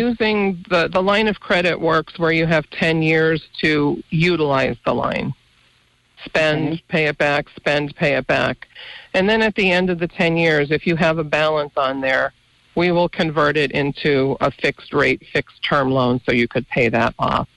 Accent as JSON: {"language": "English", "town": "Mountain Top", "region": "Pennsylvania", "country": "United States", "tie": "born or raised there", "said": "I grew up in Mountaintop"}